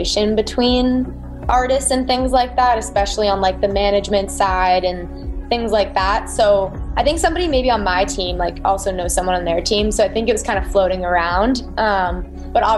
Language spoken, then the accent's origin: English; outside of Boston, Massachusetts, United States; moved away as an adult; also born or lived in North Carolina; now in California, United States; I'm from the East Coast. So I was born just outside of, or I'm from outside of Boston, Massachusetts